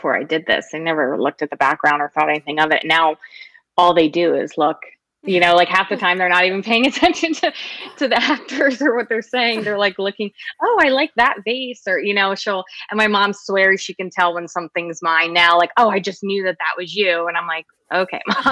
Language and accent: English; Philadelphia, Pennsylvania, United States; I'm from Philly